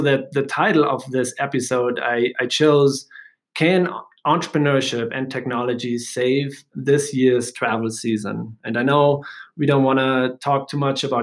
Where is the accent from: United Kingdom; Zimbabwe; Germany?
Germany; now in United States; I'm from Germany